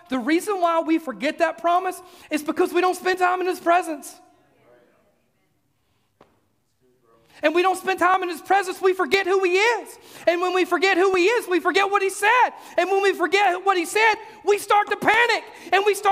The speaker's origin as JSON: {"language": "English", "region": "Mississippi", "country": "United States", "tie": "born or raised there", "moved": "yes", "lives_now": "Oak Ridge, United States", "said": "when I was a kid, I grew up in Mississippi"}